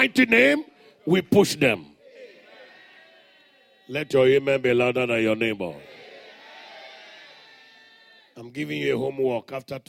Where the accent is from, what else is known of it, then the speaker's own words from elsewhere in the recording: Morobo, Central Equatoria, South Sudan; You know, I'm from Morobo. I'm from the village. Somebody shout hallelujah. We grew up in the days of padlock, locking the door.